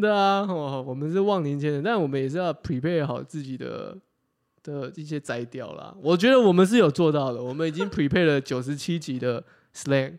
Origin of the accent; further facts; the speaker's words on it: Taiwan; 我们是台湾人